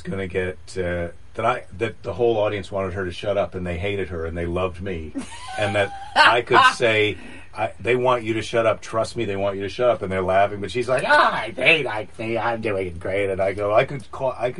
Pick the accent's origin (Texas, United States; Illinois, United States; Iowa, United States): Iowa, United States; now in California, United States; I'm from Iowa